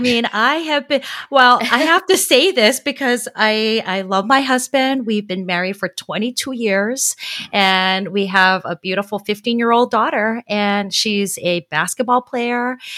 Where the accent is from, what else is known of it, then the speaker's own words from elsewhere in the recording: Honolulu, Hawaii, United States; now in San Diego, United States; I am originally from Honolulu, Hawaii. I currently live in San Diego.